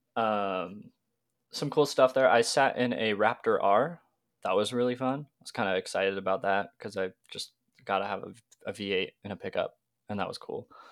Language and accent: English; Washington, United States; I'm twenty years old, a car, car enthusiast through and through, growing up in Washington.